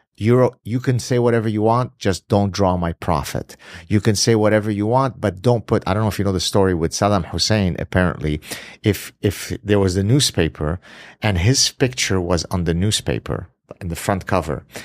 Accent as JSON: {"language": "English", "country": "Lebanon", "tie": "born or raised there", "moved": "yes", "said": "I grew up in the Middle East, escaped Lebanon because of my being Jewish"}